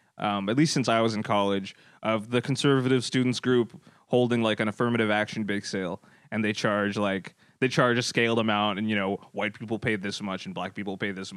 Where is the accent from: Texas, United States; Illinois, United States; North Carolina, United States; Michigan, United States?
Texas, United States; I've been mistaken for Mexican by the janitors in my high school. In Texas